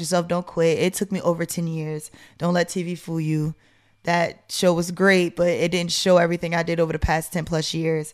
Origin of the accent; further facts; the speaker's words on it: New York, United States; moved away as an adult; now in Atlanta, United States; I'm from New York